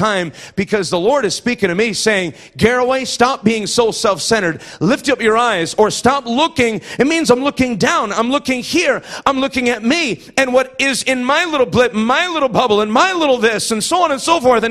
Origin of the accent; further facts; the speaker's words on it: Iowa, United States; moved away; I'm from Iowa